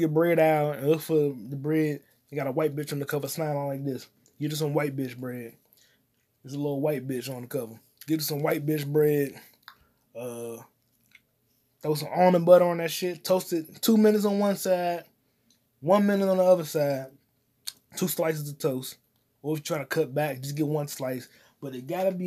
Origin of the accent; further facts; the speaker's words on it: United States; I'm an American